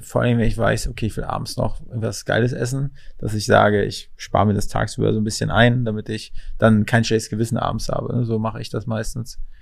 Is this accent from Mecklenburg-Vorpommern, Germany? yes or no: yes; Mecklenburg-Vorpommern, Germany; moved away; Ich komme aus MacPom ursprünglich